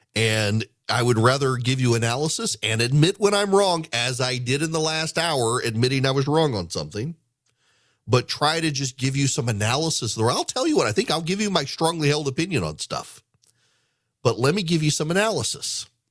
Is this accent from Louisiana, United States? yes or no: yes; Louisiana, United States; now in Georgia, United States; As someone who grew up in, in Louisiana